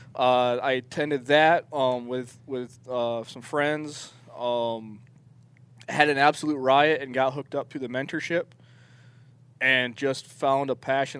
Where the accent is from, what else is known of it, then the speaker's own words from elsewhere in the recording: northern New York State, United States; now in Arizona, United States; I'm originally from New York State. I'm from the northern part of New York, so I grew up uh, 30 miles from Canada